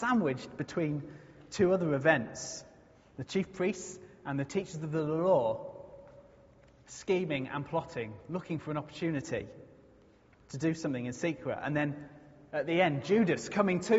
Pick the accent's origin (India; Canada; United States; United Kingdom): United Kingdom; if you are British like me